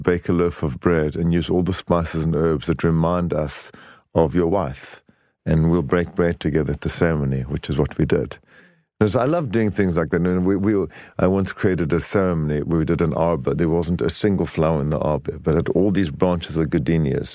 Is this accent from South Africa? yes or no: yes; South Africa; my husband, now, Danny, comes from Argentina, and I'm from South Africa.